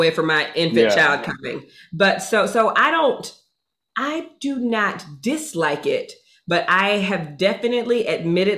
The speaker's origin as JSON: {"language": "English", "region": "Georgia", "country": "United States", "moved": "yes", "said": "I'm from Georgia."}